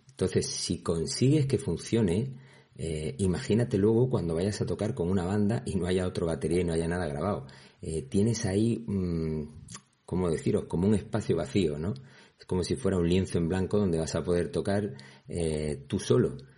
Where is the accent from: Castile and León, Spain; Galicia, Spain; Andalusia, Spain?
Andalusia, Spain; Es que soy andaluz.